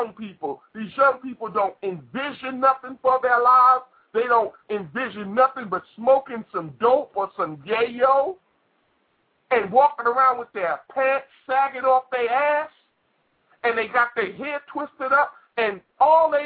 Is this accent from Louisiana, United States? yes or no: no; New York City, New York, United States; I came out of Brooklyn, New York. I came from Brownsville